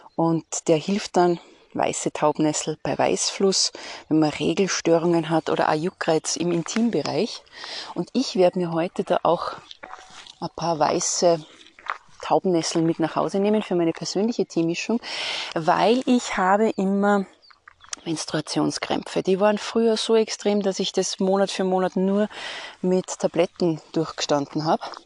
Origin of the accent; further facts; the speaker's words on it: Austria; bei uns in Österreich